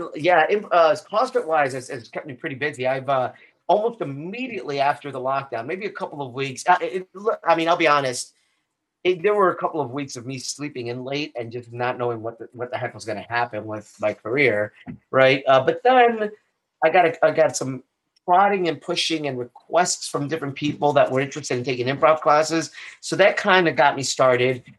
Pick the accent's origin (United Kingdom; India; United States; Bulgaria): United States; Chicago, Illinois; moved away as an adult; also born or lived in Boston; now in Sarasota, United States; grew up on the south side of Chicago. Up until the age of 18.